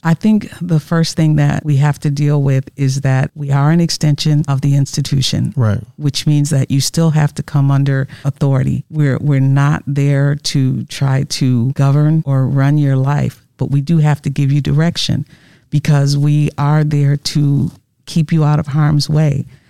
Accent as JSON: {"language": "English", "region": "Wisconsin", "country": "United States", "tie": "born or raised there", "said": "originally from Wisconsin. Born and raised here, lived here all my life"}